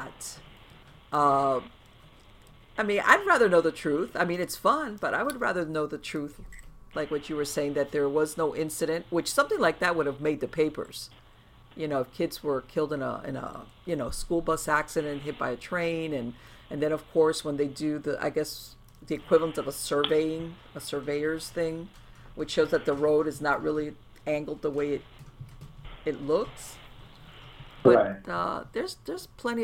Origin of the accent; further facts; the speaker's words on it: Miami, Florida, United States; I was born and raised in Miami